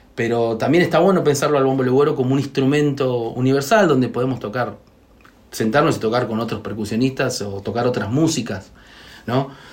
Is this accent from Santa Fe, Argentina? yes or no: no; Buenos Aires, Argentina; yo soy nacido y criado acá en Buenos Aires